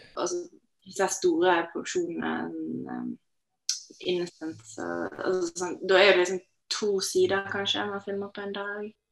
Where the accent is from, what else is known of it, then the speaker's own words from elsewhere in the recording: Norway; jeg vokste opp i Norge